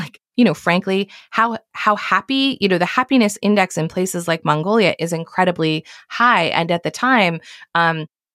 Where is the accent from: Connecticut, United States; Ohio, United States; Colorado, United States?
Connecticut, United States; moved away as an adult; also born or lived in New York City; I grew up in Connecticut